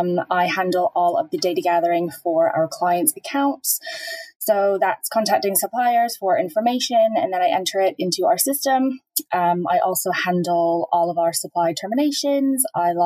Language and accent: English; Norwich, East of England, United Kingdom; also born or lived in Canada; I think I'm originally from Norwich and then living in Canada for over 20 years.